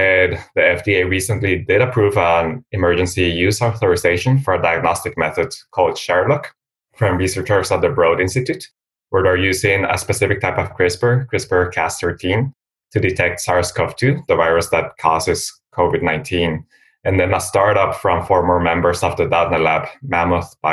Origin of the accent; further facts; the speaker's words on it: Costa Rica; also born or lived in Philadelphia, United States; now in United States; I'm also from Costa Rica